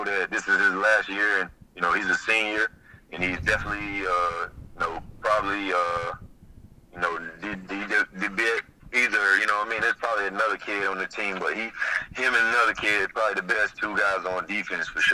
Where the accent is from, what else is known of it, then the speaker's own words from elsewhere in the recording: Smithfield, North Carolina, United States; I'm from Smithfield, you know, North Carolina, Joko, you know, full of rednecks